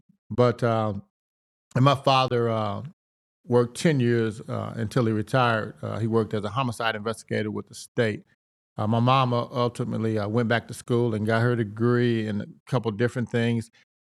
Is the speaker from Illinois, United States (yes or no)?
yes; East St. Louis, Illinois, United States; Well, I grew up in East St. Louis.